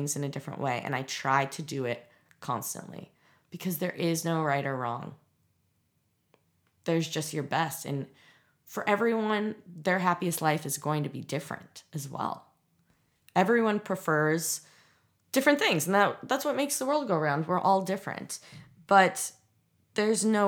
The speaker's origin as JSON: {"language": "English", "region": "Midwest", "country": "United States", "tie": "born or raised there", "said": "growing up in the Midwest"}